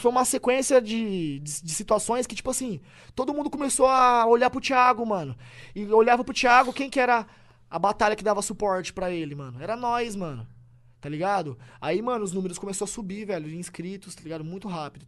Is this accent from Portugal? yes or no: no; Tupã, São Paulo, Brazil; moved away as an adult; Eu nasci em Tupã.